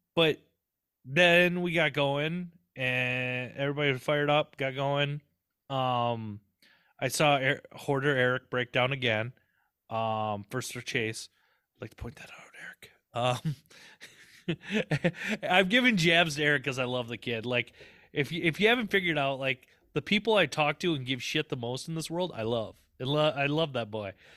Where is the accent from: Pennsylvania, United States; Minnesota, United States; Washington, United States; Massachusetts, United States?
Minnesota, United States; Southern; accent: Southern twang; twang from growing up in Southern Minnesota